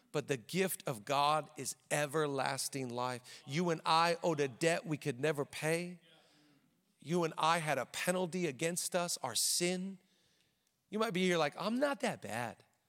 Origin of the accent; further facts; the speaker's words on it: Seattle, Washington, United States; moved away as an adult; now in Los Angeles, United States; we're from the Seattle area